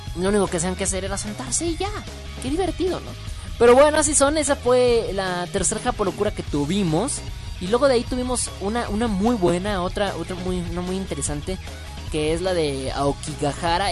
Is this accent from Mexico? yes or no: yes; Mexico; yo soy mexicano